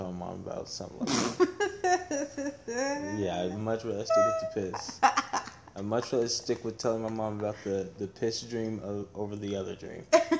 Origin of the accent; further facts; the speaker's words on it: United States; I grew up in Washington